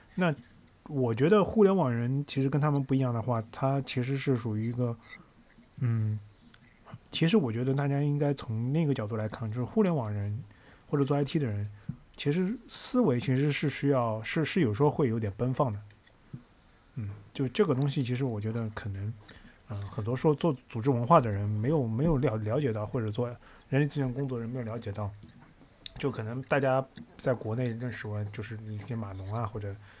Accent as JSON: {"language": "Chinese", "country": "China", "said": "不是特别让我们中国人感觉非常地适应"}